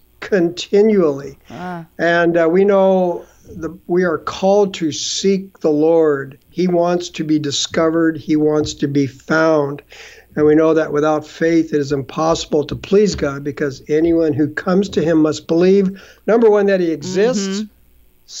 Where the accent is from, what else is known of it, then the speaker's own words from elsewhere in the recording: just east of Los Angeles, Southern California, United States; now in Canada; I grew up in Southern California, just east of Los Angeles